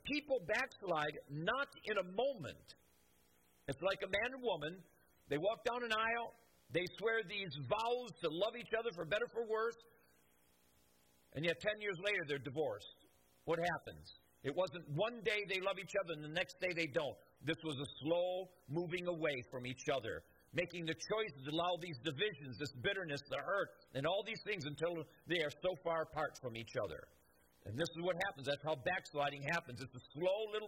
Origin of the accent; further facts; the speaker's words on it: United States; I love America, and I'm an American